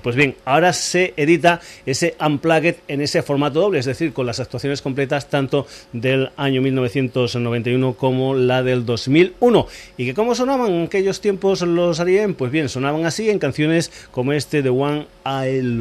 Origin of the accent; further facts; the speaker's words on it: Extremadura, Spain; mi tierra, estuvo por Badajoz, por Cáceres y por Almendralejo, es decir, por Extremadura.